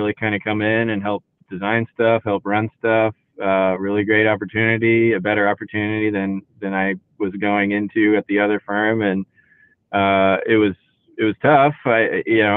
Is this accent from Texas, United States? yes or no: yes; Houston, Texas, United States; now in Austin, United States; I grew up in Houston